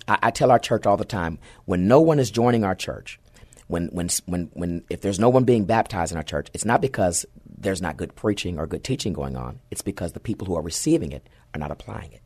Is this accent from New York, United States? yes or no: no; San Antonio, Texas, United States; also born or lived in Fort Hood; I grew up right here in the Alamo City